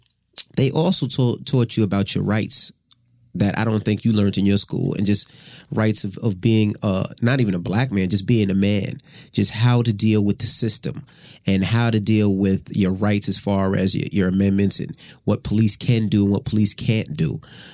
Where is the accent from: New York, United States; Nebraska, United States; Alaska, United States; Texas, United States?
New York, United States; New York City; now in New Jersey, United States; I'm from Queens. My parents are from Queens. My parents are from Brooklyn.